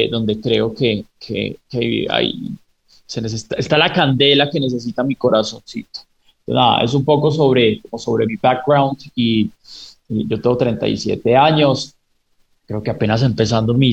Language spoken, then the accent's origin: Spanish; Pereira, Risaralda, Colombia; Yo soy originalmente de Pereira, a pesar de, haber perdido pronto mi, acento y unas raíces tan fuertes.